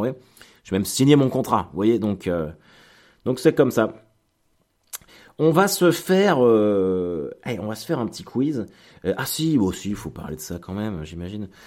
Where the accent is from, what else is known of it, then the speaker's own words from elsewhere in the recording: Caen, Normandy, France; parce que on est de Caen, mais on est exactement du même village, à 5 minutes de Caen.